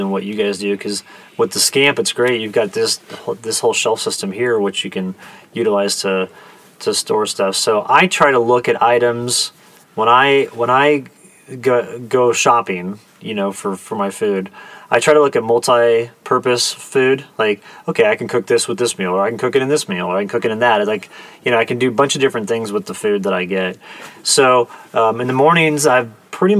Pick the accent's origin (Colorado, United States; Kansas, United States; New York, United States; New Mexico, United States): Kansas, United States; growing up in Kansas